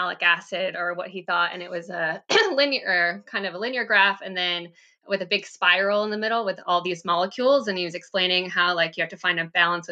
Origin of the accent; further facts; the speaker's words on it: New York, United States; moved away as an adult; also born or lived in Oregon; now in Finger Lakes, United States; I'm from New York originally, it seemed like a natural fit to come back to the Finger Lakes.